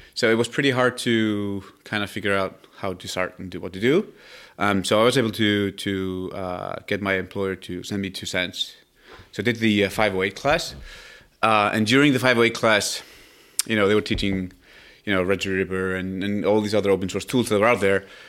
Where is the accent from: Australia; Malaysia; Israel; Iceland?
Iceland; moved away as an adult; now in Palo Alto, United States; I come from Iceland